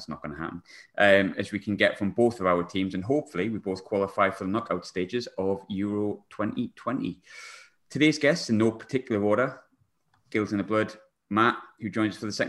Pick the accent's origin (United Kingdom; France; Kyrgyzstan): United Kingdom; England; I'm an Englishman